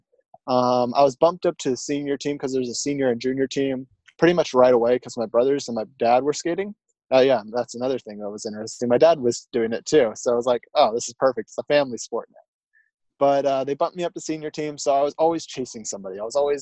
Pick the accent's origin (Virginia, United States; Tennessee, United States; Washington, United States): Washington, United States; Tacoma; also born or lived in Enumclaw, Washington; I was born in Tacoma, Washington, residence out of Enumclaw, Washington.